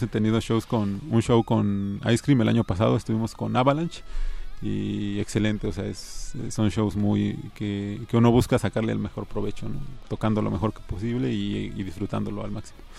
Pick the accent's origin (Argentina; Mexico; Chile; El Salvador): Mexico; Tecámac, State of Mexico; yo soy de Tecama, que Estado de México